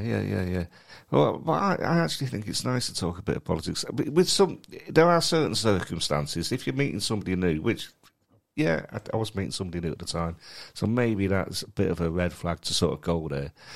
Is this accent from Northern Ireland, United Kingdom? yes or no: no; Manchester, North West England, United Kingdom; moved away as an adult; also born or lived in London; I was born and brought up in Manchester and then spent the next ten years in London